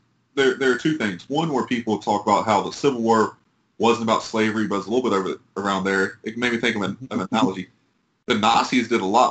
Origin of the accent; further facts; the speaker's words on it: North Carolina, United States; being from North Carolina, being from the South, you know, and going up around Confederate monuments.